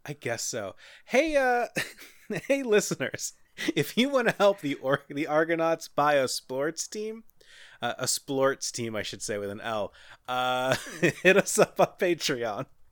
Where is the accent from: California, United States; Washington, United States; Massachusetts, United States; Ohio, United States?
Ohio, United States; Cincinnati; I'm from Cincinnati